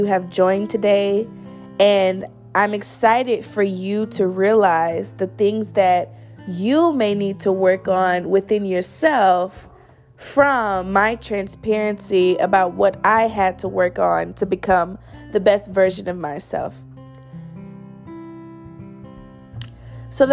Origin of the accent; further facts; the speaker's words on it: St. Louis, Missouri, United States; moved away as an adult; now in Austin, United States; I am currently in Austin, Texas, but I'm from St. Louis, Missouri originally